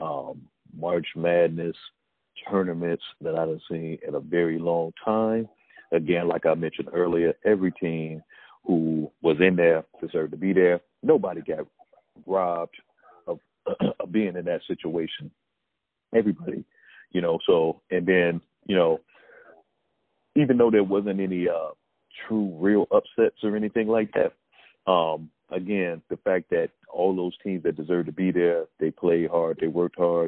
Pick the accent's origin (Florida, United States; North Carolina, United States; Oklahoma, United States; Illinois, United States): Illinois, United States; Chicago; I'm from Chicago